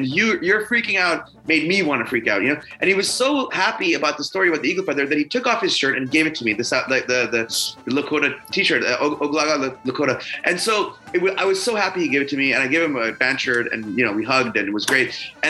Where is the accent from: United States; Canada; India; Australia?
India; And I'm Indian from India, or as my friends say, curry Indian, right?